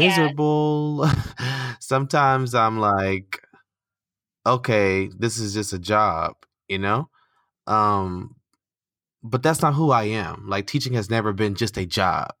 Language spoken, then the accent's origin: English; United States; moved away as an adult; now in Qatar; I'm American